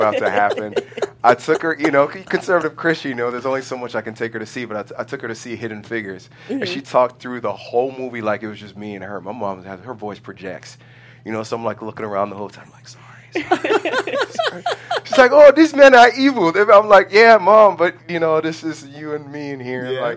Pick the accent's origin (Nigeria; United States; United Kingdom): Nigeria; being a Nigerian man